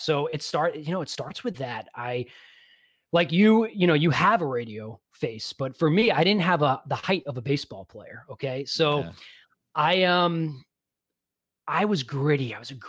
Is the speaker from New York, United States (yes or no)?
yes; New York, United States; now in Queens, United States; I grew up not far, Long Island. I moved out there when I was 5, from Brooklyn, born and raised on the island